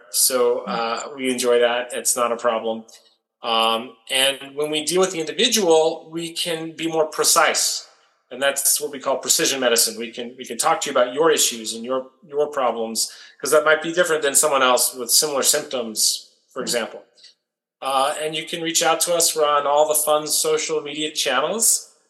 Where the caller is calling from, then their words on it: Las Vegas, Nevada, United States; I'm calling you from Las Vegas, Nevada, US. And I spend most of my time here, and this is sort of the base of operations now.